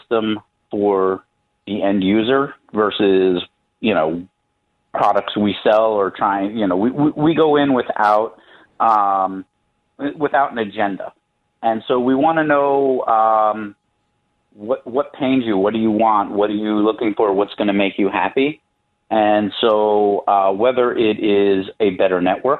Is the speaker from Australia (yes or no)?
no; New York, United States; moved away as an adult; now in Chicago, United States; I am originally from New York